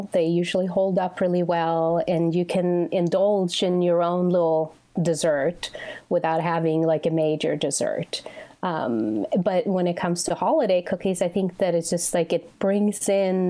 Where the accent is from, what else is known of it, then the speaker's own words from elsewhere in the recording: Sweden; now in United States; Well, I think back home, so when I was growing up, and well, still too, but the winters are very long.